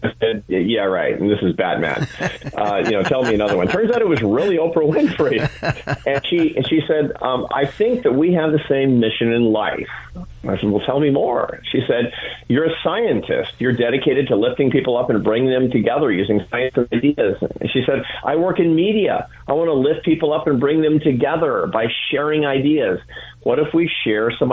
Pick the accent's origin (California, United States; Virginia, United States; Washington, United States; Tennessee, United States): Washington, United States; Seattle; I grew up in Seattle, Washington